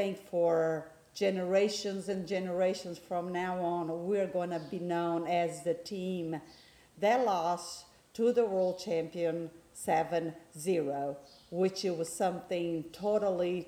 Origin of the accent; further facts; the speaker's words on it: Torres, Rio Grande do Sul, Brazil; now in United States; although I do live in the States, my hometown is Brazil, in which is that's where we are right now, spending Christmas with my family. If anybody wants to look on the map, we are in the city in Torres, which means towers, and in the state of Rio Grande do Sul